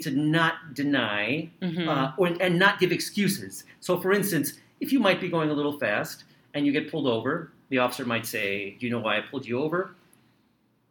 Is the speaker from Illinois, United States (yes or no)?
yes; Chicago, Illinois, United States; also born or lived in Skokie, Illinois; So I grew up in Rogers Park in the city, but then also I moved to Skokie